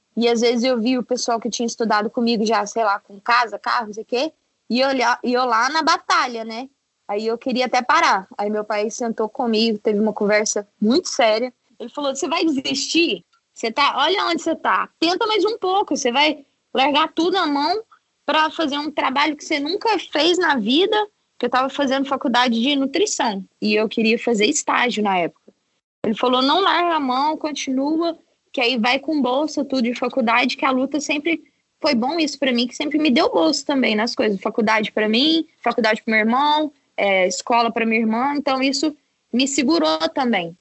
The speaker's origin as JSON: {"language": "Portuguese", "town": "Varginha", "region": "Minas Gerais", "country": "Brazil", "said": "Sou mineira, estamos tudo em casa, tô aqui na Flórida."}